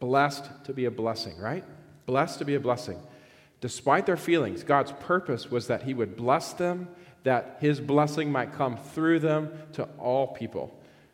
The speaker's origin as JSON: {"language": "English", "region": "Georgia", "country": "United States", "tie": "born or raised there", "said": "I grew up in Georgia, which I think is one of the greatest states in the country, but I was a purebred Georgia boy"}